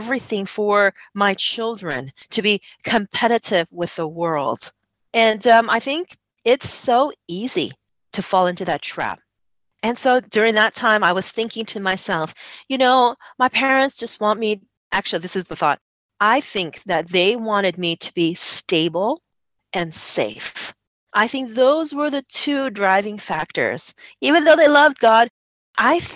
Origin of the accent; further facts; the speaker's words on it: United States; moved away as an adult; Growing up in America and living life in America